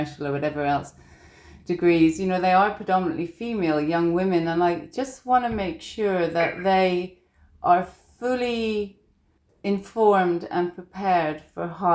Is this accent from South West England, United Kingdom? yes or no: no; Northern Ireland, United Kingdom; I was just feisty from Northern Ireland